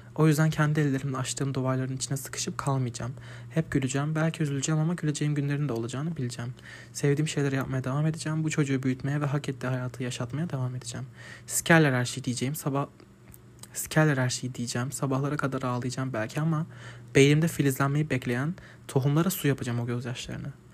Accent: Adana, Turkey; Biz fırının üstünde üstündeydi Adana ilk taşındığımızda evimiz

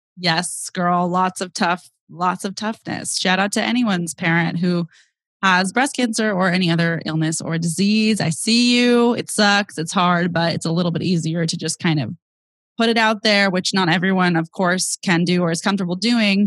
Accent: Bay Area, California, United States; I'm from the Bay Area. I grew up with my younger sister

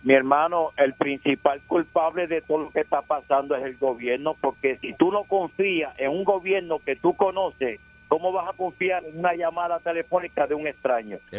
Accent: Caimito, Puerto Rico; yo soy de Caimito

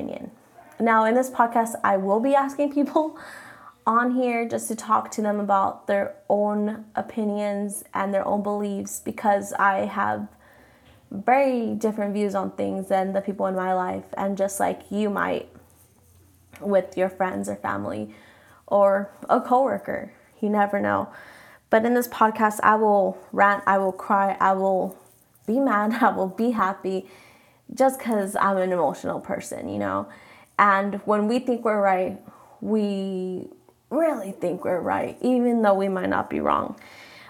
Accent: Mexico; first language Spanish; English is a second language; I'm Mexican, so I say my name in Spanish

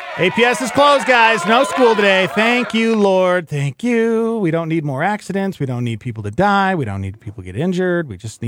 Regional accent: Montana, United States; now in Albuquerque, United States; yeah, exactly right, I'm from Montana

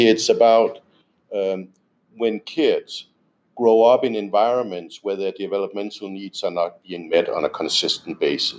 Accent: Denmark; I'm from Denmark.

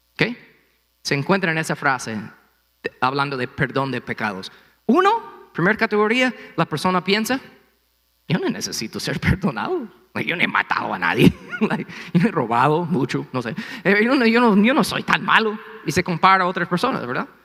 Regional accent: United States; Spanish is a second language; moved away; Aquí estoy siendo gringo

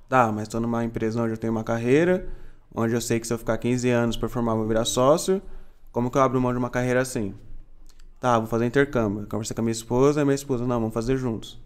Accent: Itapevi, São Paulo, Brazil; E eu sou aqui de São Paulo mesmo, de Itapevi, ali um pouquinho longe do uhum. centro.

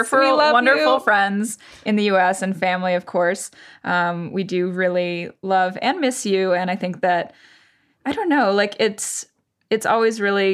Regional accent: Boston, Massachusetts, United States; moved away as an adult; now in Paris, France; As someone from Boston, it was not that cold.

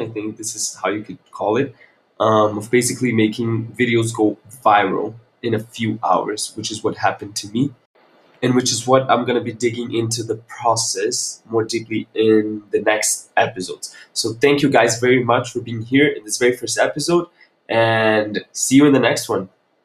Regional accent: Brasília, Federal District, Brazil; moved away as an adult; also born or lived in Segovia, Spain; I come from Brazil, from the capital Brasilia

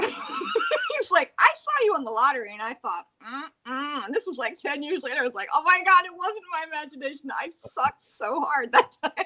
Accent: Plant City, Florida, United States; I grew up in Plant City, Florida

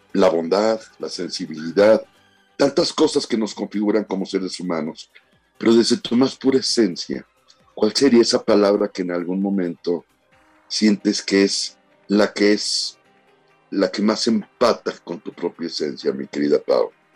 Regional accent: Sinaloa, Mexico; la gente que somos de Sinaloa

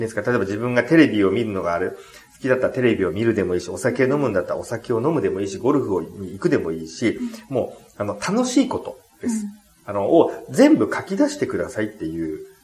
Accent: Japan; 自分は日本に生まれて

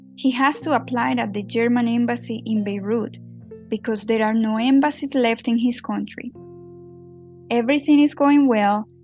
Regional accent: Medellín, Antioquia, Colombia; English is a second language; now in New York, United States; … and I grew up in Medellin, Colombia.

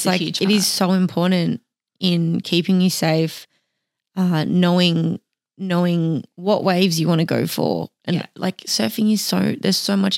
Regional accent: Australia; growing up in Australia at the beach

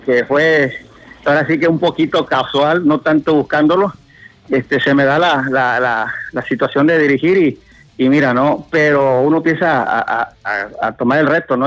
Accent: Medellín de Bravo, Veracruz, Mexico; aquí en Medellín, estamos cerquita aquí de Veracruz al puerto

